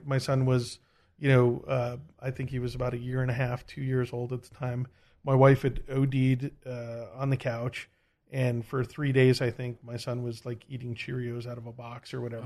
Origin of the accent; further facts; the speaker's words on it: United States; I'm American